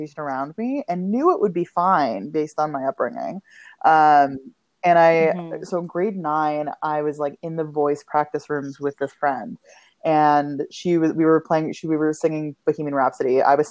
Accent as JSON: {"language": "English", "town": "Ottawa", "region": "Ontario", "country": "Canada", "tie": "born or raised there", "also_born_or_lived": "Kitchener, Ontario", "said": "I grew up in Ottawa, Canada's capital."}